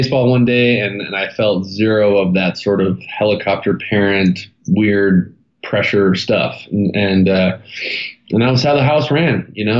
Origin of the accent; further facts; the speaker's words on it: Santa Monica, California, United States; born there; So I was born in Santa Monica, California, and two incredible parents that kind of gave me the cheat code starter kit to life, and one younger brother, Taylor.